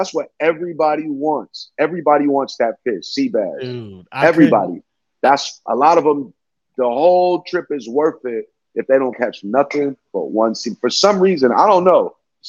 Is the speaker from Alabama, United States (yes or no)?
yes; Coy, Alabama, United States; born there; Born in Alabama. I was born in Coy, Alabama.